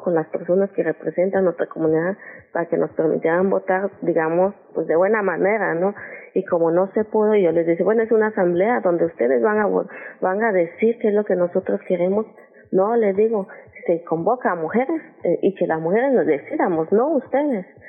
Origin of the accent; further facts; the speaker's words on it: Ocotequila, Guerrero, Mexico; mi, comunidad se llama Ocotequila, como lo acabas de mencionar, Ocotequila, municipio de Copanatoyac. Aquí en Guerrero